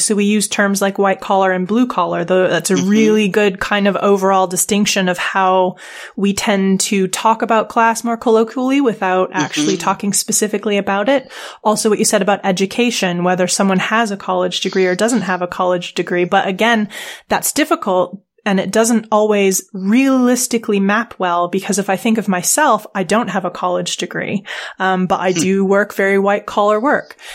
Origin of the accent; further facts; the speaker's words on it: Edmonton, Alberta, Canada; I grew up in Edmonton